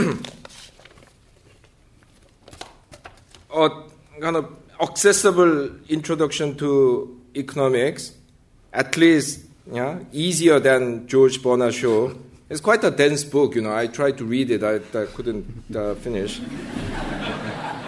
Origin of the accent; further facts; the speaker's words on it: South Korea; moved away as an adult; I grew up in South Korea in the early went to university in South Korea in the early 1980s